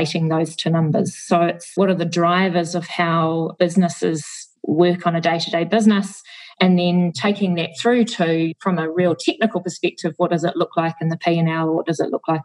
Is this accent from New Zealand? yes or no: yes; New Zealand; the small town I grew up in New Zealand